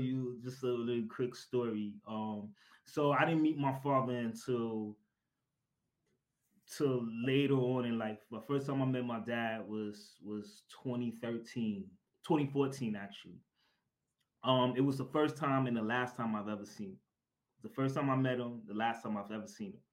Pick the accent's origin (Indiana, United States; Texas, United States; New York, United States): New York, United States; New York City; I am originally from, or I'm born and raised in Brooklyn, New York, and still residing in Brooklyn, New York